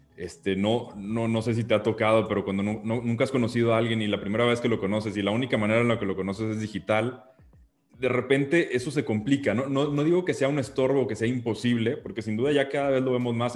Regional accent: Mexico; como mexicanos

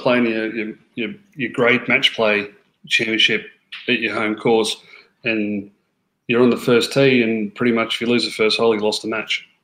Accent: Australia; moved away as an adult; now in Florida, United States; I grew up playing in Australia, like uh, Bermuda grass, like a lot like Queensland sort of golf courses

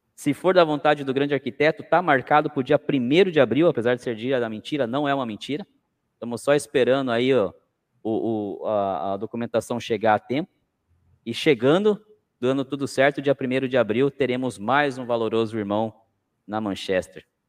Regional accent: Cananéia, São Paulo, Brazil; moved away; Eu tive agora em janeiro na minha terra, Cananéia

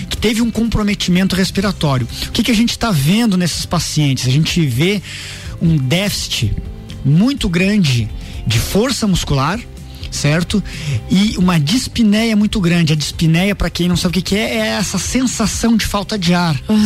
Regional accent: Lages, Santa Catarina, Brazil; also born or lived in Caçador; eu sou natural de, da cidade de Caçador, mas com um, dois aninhos meus pais vieram aqui para Lages e eu, eu vim junto

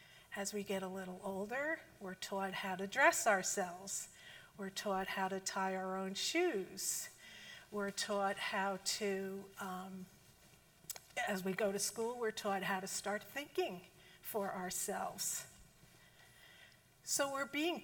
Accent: New Jersey, United States; accent: Jersey; moved away; I'm from Jersey. And if you couldn't tell from the accent

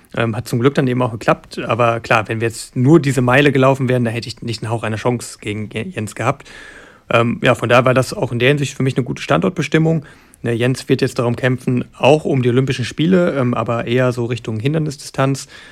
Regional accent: Germany; als gebürtiger Deutscher

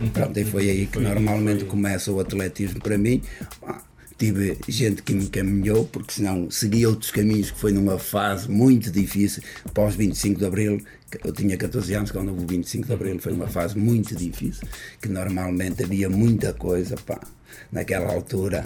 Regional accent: Portugal; eu sou de, de Providência

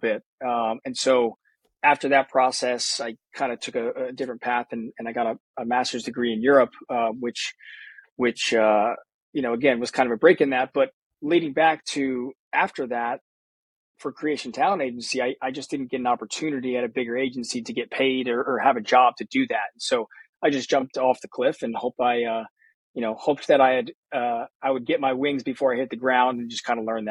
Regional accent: New Jersey, United States; also born or lived in Connecticut; I grew up in New Jersey.

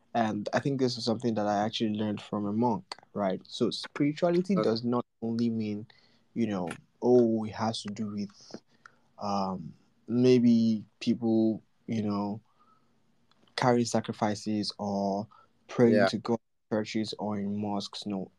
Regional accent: Nigeria; I was born as a Nigerian

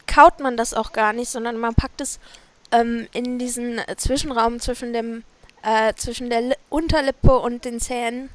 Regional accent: near the Harz, Harz area, Germany; wir ja den Harz hier um die Ecke haben, von da, wo ich groß geworden bin

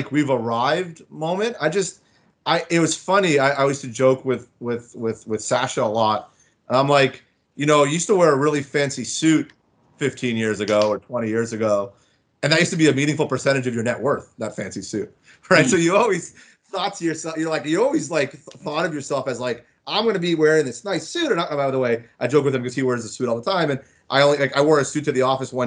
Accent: Florida, United States; moved away as an adult; also born or lived in Markham, Ontario, Canada; now in Toronto, Canada; I was born in Toronto. I lived here till grade 3. I grew up and I was born in Markham. And then I moved down to Florida and I stayed there through high school. So Florida was like really where I grew up.

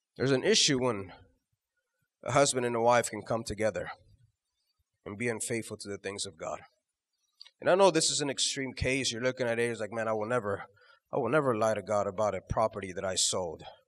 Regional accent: Houston, Texas, United States; we're from Houston

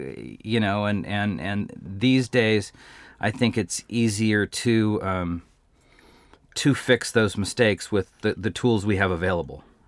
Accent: Glendora, California, United States; I was born and raised in Glendora

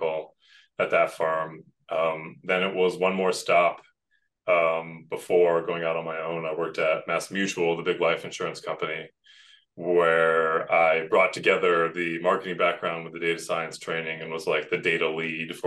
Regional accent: Western Massachusetts, United States; moved away as an adult; also born or lived in New York City, United States; I was trying to move back to my hometown in Western Massachusetts

